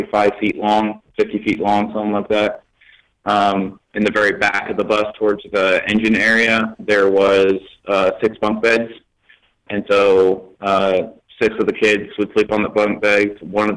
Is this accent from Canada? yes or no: yes; Canada; moved away; also born or lived in United States; I'm originally from Canada. That's where we lived before we actually got the bus.